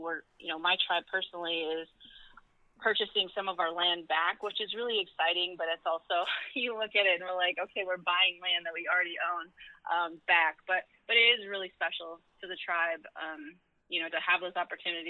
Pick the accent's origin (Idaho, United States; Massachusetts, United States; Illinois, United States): Idaho, United States; Lapwai; moved away; also born or lived in Lake Oswego, Oregon; growing up in Lapway is really the tight-knit community